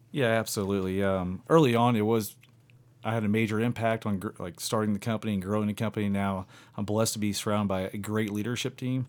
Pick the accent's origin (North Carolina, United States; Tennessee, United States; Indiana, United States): Indiana, United States; near Evansville, Southwest; I'm from Southwest Indiana, just outside of Evansville, Indiana. And I came from, um, a, a small town, and grew up hunting.